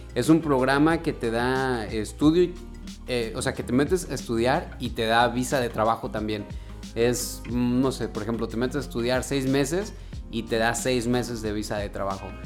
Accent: Guadalajara, Jalisco, Mexico; moved away as an adult; now in Vancouver, Canada; yo soy de Guadalajara

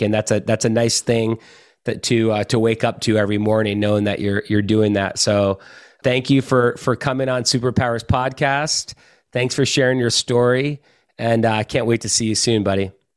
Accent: Finland; I was born in Finland

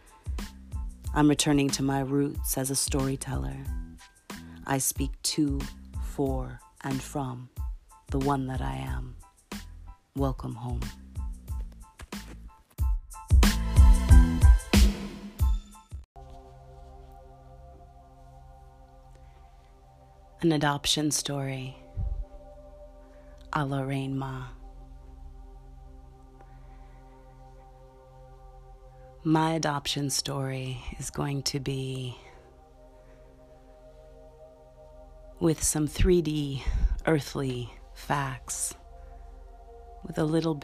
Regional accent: Milwaukee, Wisconsin, United States; I was born in Milwaukee, Wisconsin, and given up for adoption.

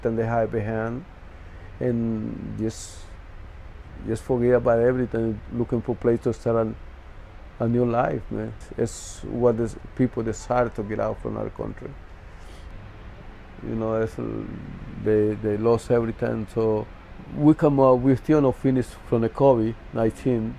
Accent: San Pedro Sula, Cortés, Honduras; moved away as an adult; I was born in Honduras, San Pedro Sula, Cortes, in 1965. It's a reason that I had to come out from Honduras.

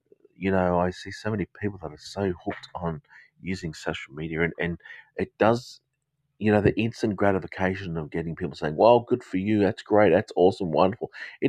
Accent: Manchester, North West England, United Kingdom; accent: Australian; Okay, my accent is, it's specific, probably Australian accent. However, I was actually born in the United Kingdom, so it's kind of a educated Australian slash maybe a Southern English sort of accent. I'm actually from the north of England, from Lancashire, from Manchester.

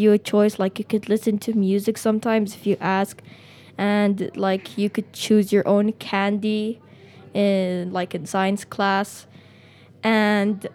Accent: Sanaa, Amanat Al Asimah, Yemen; also born or lived in Washington, D.C.; I'm from Yemen, Sana'a, and I was born in Washington, D.C.

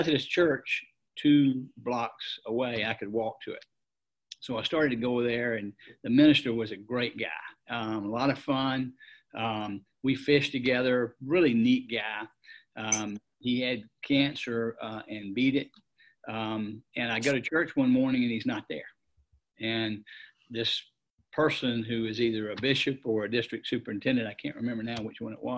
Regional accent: Atlanta, Georgia, United States; also born or lived in Metter, Georgia; I grew up in Atlanta and lived in Atlanta all my life.

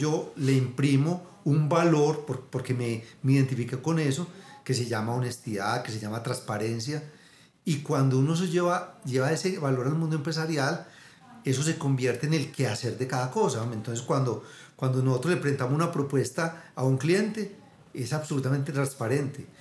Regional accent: Abejorral, Antioquia, Colombia; yo me crié en Abejorral, un pueblito aquí a dos horas de Medellín

